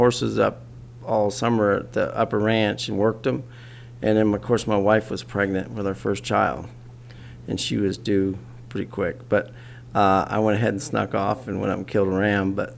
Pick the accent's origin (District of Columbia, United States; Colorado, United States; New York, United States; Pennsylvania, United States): Colorado, United States; New Castle; On western Colorado, up by, I was raised in a town called Newcastle